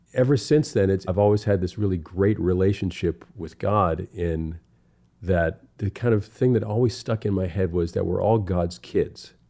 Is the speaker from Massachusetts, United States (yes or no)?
yes; Cape Cod, Massachusetts, United States; now in California, United States; growing up in Cape Cod